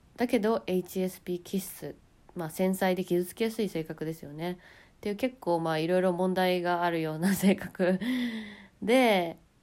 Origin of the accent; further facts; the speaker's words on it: Japan; moved away as an adult; 日本で生まれ育って